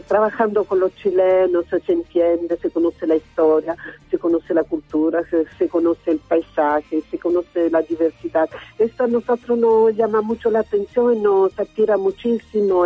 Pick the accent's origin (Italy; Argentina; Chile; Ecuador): Italy; este país eh, nuestro es un país un poco raro porque está considerado un país muy cultural